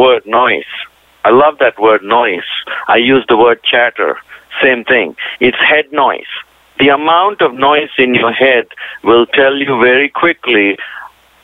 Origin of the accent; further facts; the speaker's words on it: India; moved away; also born or lived in Indiana / Tennessee / Pittsburgh; being Indian